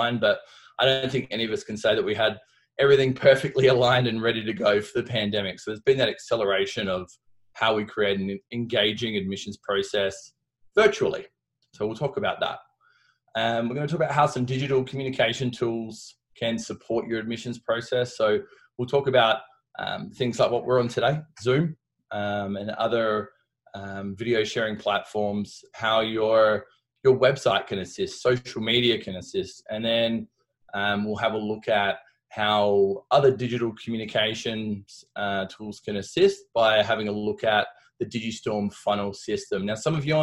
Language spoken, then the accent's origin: English; Australia; accent: Aussie; moved away as an adult; now in Colorado, United States; I've managed to keep my Aussie accent